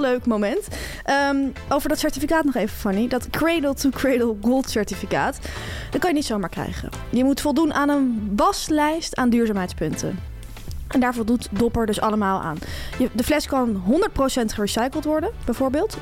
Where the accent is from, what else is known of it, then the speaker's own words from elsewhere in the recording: Delft, South Holland, Netherlands; Ik kom uit Delft, dat ligt wel in de Randstad